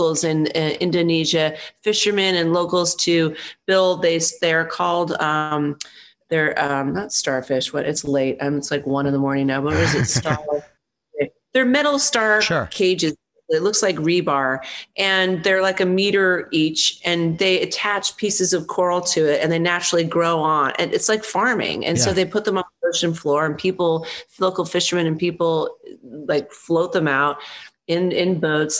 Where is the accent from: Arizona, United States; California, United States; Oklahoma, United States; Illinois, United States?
Arizona, United States; Tucson; moved away as an adult; also born or lived in Los Angeles; now in New York, United States; I grew up West Coast in Tucson